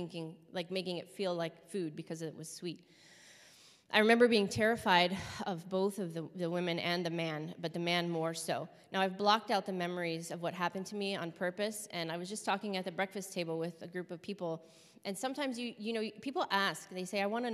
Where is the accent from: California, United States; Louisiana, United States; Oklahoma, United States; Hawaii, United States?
California, United States; Los Angeles; also born or lived in Hawthorne, California / Torrance, California; I was born in 1981 in Los Angeles, California